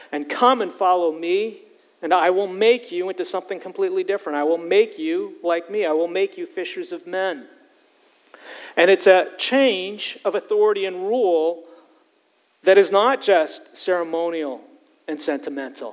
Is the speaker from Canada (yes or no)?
yes; Canada; moved away as an adult; now in United States; my transition from being a Canadian to becoming an American. And when I first immigrated and moved from Canada and took a job here in the States